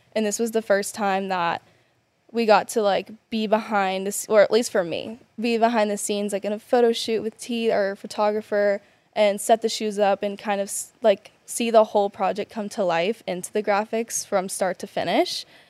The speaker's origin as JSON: {"language": "English", "region": "South Carolina", "country": "United States", "moved": "as an adult", "lives_now": "San Francisco Bay Area, United States", "said": "I'm from the South"}